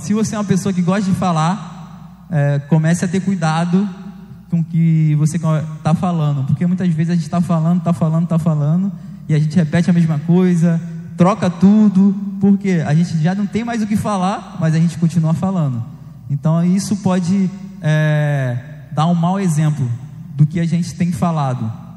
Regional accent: Rio de Janeiro, Brazil; eu cresci em Beto Ribeiro, eu tinha uns amigos que jogavam bola, soltava pipa, quando eu era mais novo

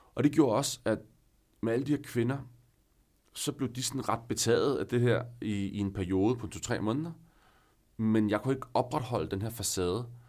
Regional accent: northern Denmark, Denmark; moved away as an adult; now in Copenhagen, Denmark; i byen op nordpå, hvor jeg er fra

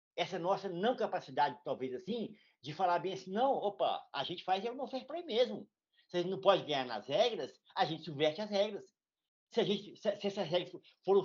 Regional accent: Morro Agudo de Goiás, Goiás, Brazil; Eu também sou goiano e vivo o Cerrado brasileiro

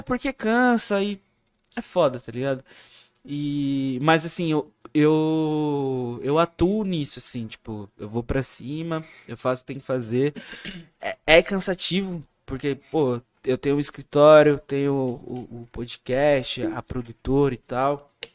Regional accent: ABC Paulista, São Paulo, Brazil; Sou da ABC

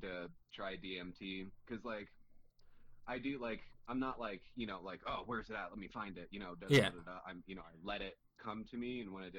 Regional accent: Georgia, United States; now in Colorado, United States; I'm originally from Georgia.

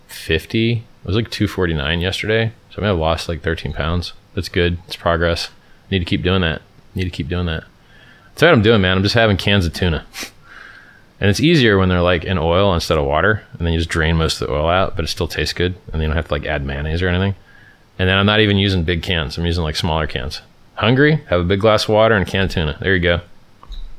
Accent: Stockton, California, United States; accent: black accent; I'm from Stockton

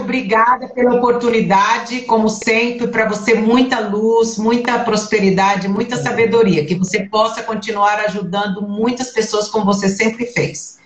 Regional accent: Brazil; moved away as an adult; also born or lived in Italy; now in Ireland; eu como brasileira

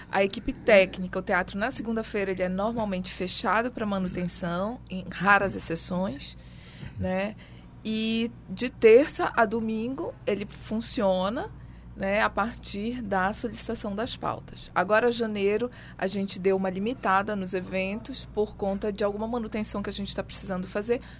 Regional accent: Pará, Brazil; já nasci aqui, sou paraense.

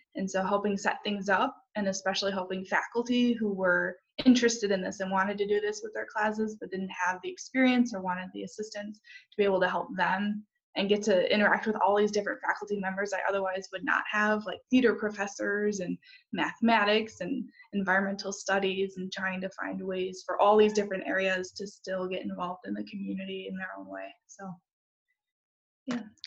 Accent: Huntley, Illinois, United States; I'm from Huntley, Illinois, so the suburbs of Chicago. So grew up in Illinois

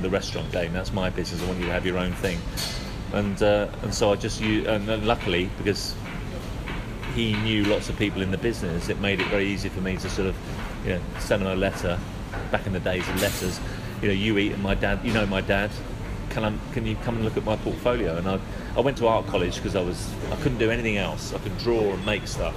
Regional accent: London, United Kingdom; I grew up in London. I was born in Paddington

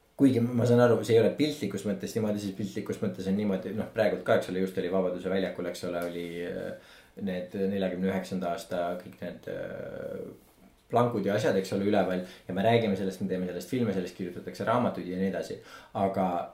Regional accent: Estonia; me oleme eestlased

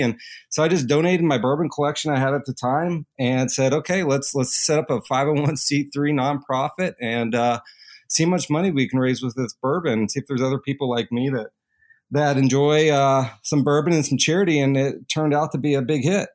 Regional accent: Kentuckiana, Southern Indiana, United States; growing up in, uh, Southern Indiana, Kentuckiana area

